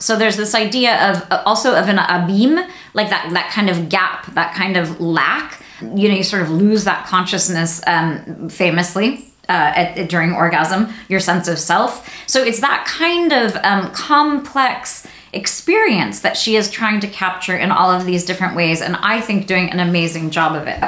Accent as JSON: {"language": "English", "country": "United States", "said": "as an American reader"}